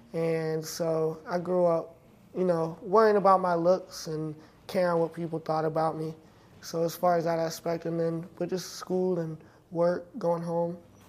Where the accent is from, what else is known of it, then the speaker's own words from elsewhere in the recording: Clover, South Carolina, United States; So a little town called Clover, South Carolina.